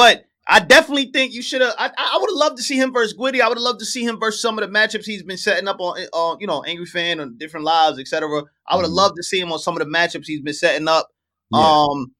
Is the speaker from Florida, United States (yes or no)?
no; New York City, New York, United States; as a New Yorker